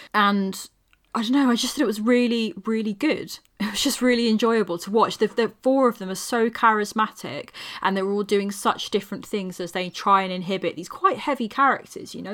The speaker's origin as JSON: {"language": "English", "region": "England", "country": "United Kingdom", "said": "being an English person"}